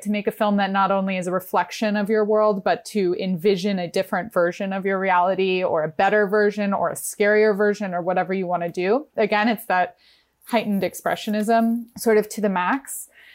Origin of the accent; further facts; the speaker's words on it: New York, United States; moved away as an adult; now in Los Angeles, United States; I'm from New York. I grew up in New York